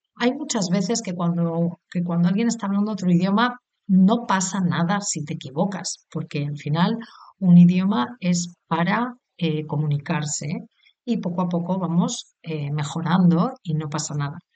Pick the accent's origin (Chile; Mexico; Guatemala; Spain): Spain; soy española, he nacido en España